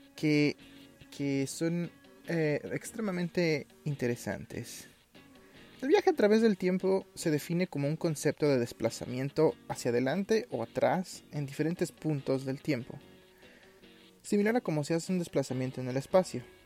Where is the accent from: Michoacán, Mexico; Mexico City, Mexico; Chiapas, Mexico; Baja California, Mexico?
Mexico City, Mexico